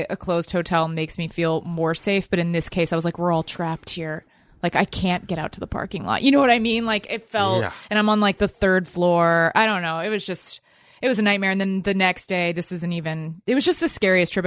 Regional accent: Dallas, Texas, United States; I grew up in Texas. I grew up in Dallas, which is not a small town

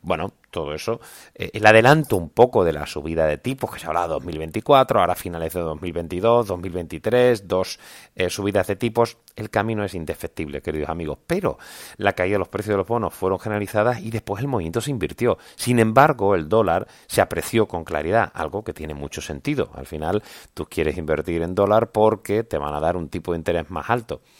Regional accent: Seville, Andalusia, Spain; mi tierra, Sevilla

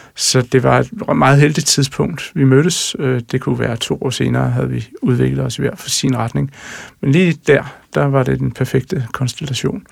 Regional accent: Jutland, Denmark; Jeg er jo jyde og træmand

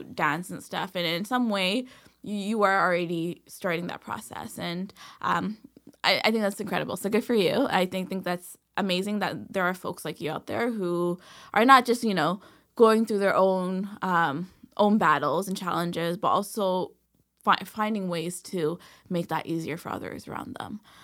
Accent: Toronto, Ontario, Canada; growing up in Escobar

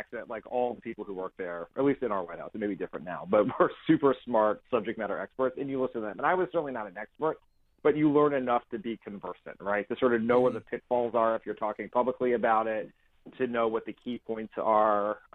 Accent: Delaware, United States; I'm also from Delaware

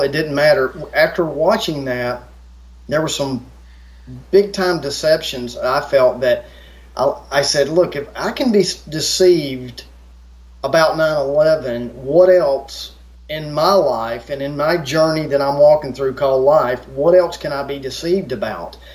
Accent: United States; I grew up in America

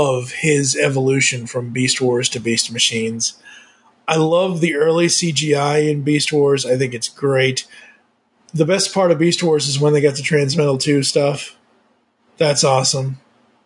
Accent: Massachusetts, United States; moved away; I am originally from Massachusetts

